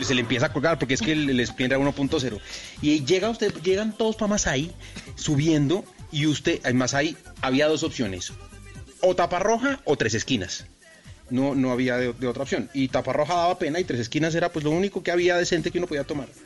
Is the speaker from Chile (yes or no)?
no; Colombia; yo me fui de Colombia dejando el mejor trabajo que he tenido en mi vida